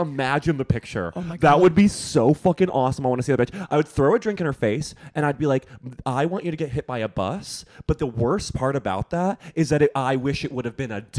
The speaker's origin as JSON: {"language": "English", "country": "United States", "said": "as an American"}